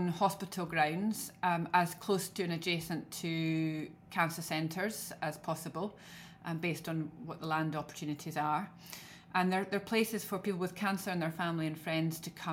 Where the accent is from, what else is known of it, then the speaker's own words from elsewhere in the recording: Scotland, United Kingdom; accent: Scottish; as you can tell from my accent, I'm very Scottish.